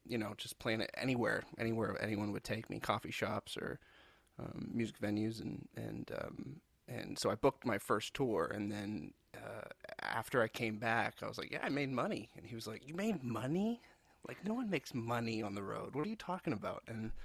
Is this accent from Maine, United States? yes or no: yes; Portland, Maine, United States; I'm from Maine originally, Portland, Maine. I grew up there